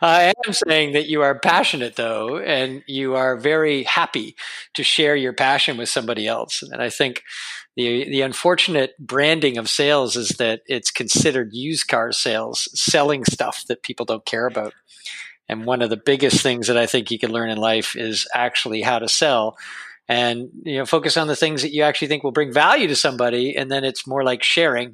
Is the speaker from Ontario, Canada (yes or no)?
yes; Toronto, Ontario, Canada; I grew up in Toronto in a kind of the outskirts of Toronto